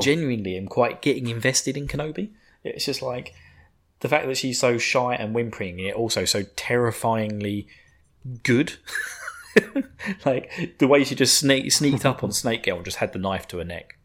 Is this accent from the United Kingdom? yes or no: yes; United Kingdom; I'm a sadistic bastard being British